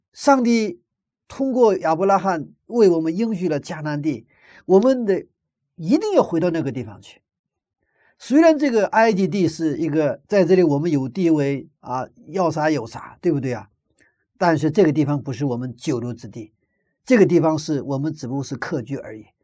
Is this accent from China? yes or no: yes; China; 我们中国人的习惯